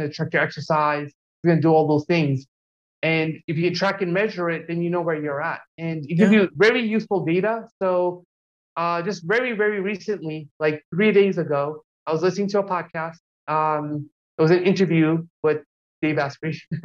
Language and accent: English; Jersey City, New Jersey, United States; moved away as an adult; also born or lived in New York; now in Los Angeles, United States; I grew up in Jersey City in New Jersey